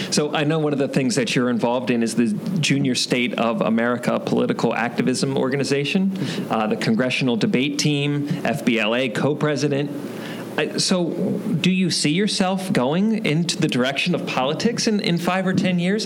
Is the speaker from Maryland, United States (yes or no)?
yes; Maryland, United States; moved away; I'm from Maryland.